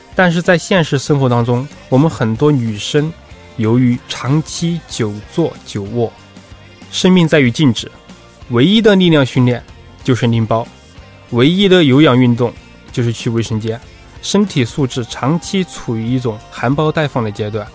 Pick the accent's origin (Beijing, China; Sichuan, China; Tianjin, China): Sichuan, China; 我是四川人